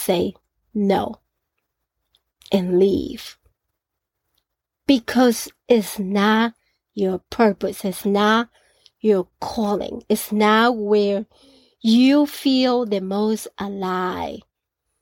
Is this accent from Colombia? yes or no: yes; Colombia; Growing up in Colombia, at the age of 16